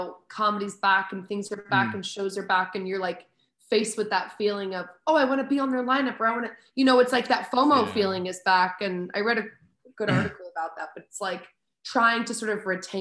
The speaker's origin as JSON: {"language": "English", "town": "Paoli", "region": "Pennsylvania", "country": "United States", "tie": "born or raised there", "also_born_or_lived": "New York City", "said": "I guess I classify my hometown as Paoli, but I was born in New York City and moved when I was like 9 or 10"}